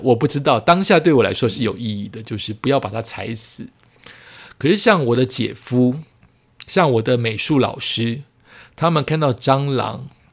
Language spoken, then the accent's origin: Chinese; Yonghe, New Taipei, Taiwan; 我永和的家